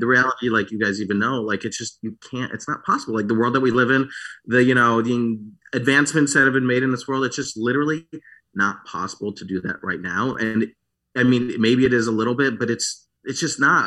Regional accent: Michigan, United States; also born or lived in France; I grew up in Michigan

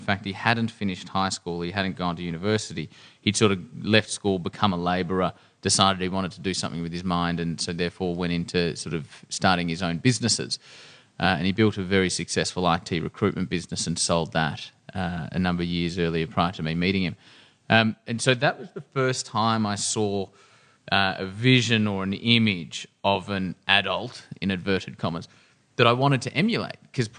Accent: Melbourne, Victoria, Australia; We are actually, because I'm a Melbourne boy.

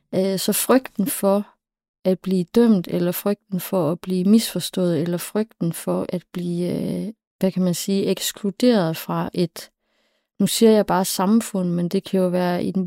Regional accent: Southern Jutland, Southern Denmark, Denmark; also born or lived in Copenhagen / Læsø / Funen / Bergen; now in Aarhus, Denmark; jeg er opvokset i Sønderjylland

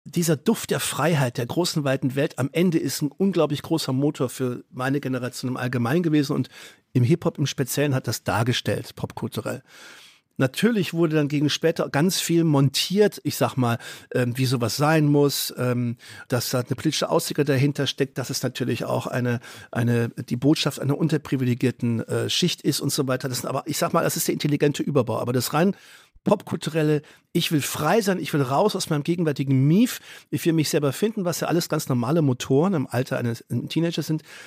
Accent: Gerlingen, Baden-Württemberg, Germany; born or raised there; also born or lived in Offenbach, Hesse / Westphalia

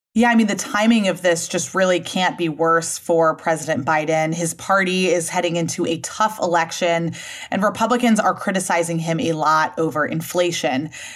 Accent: San Francisco, California, United States; my hometown of San Francisco

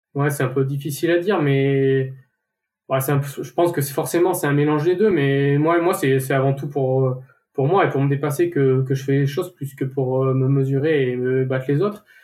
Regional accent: Saint-Flour, Auvergne-Rhône-Alpes, France; j'ai grandi dans la ville de Saint-Flour et c'est une petite ville.

